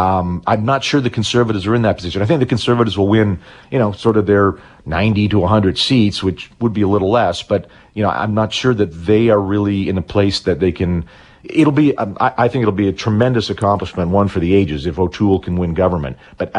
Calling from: Winnipeg, Manitoba, Canada; I'm calling you from Winnipeg today.

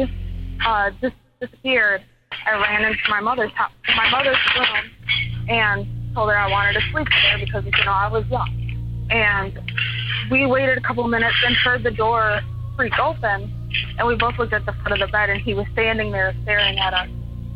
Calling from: Michigan, United States; from Michigan.

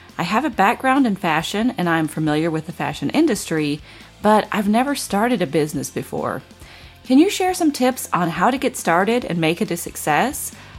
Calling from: Los Angeles, California, United States; I'm calling from Los Angeles.

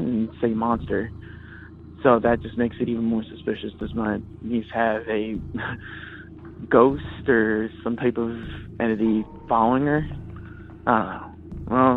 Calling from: Redondo Beach, California, United States; I'm calling from Redondo Beach

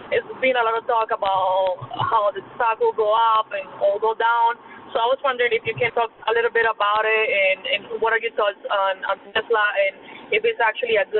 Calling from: New York, United States; I'm calling from New York.

